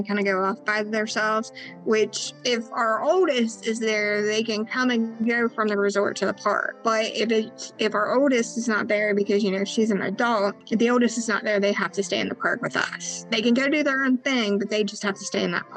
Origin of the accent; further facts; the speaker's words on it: Florence, Kentucky, United States; we're from Kentucky